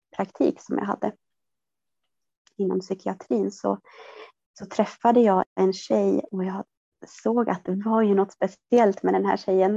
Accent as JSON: {"language": "Swedish", "region": "southern Norrland", "country": "Sweden", "tie": "born or raised there", "said": "jag, eh, är född och uppvuxen i södra Norrland"}